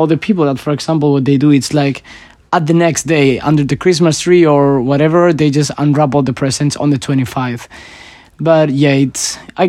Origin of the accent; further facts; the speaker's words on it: Spain; I'm from Spain.